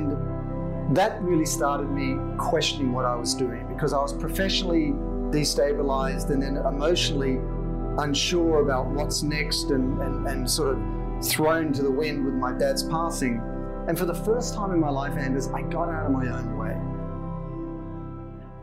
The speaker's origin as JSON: {"language": "English", "town": "Sydney", "region": "New South Wales", "country": "Australia", "tie": "born or raised there", "accent": "Aussie", "moved": "as an adult", "lives_now": "Los Angeles, United States", "said": "I grew up in Sydney and spent my whole life there until I was about 26, and I've been in LA now for over 20 years"}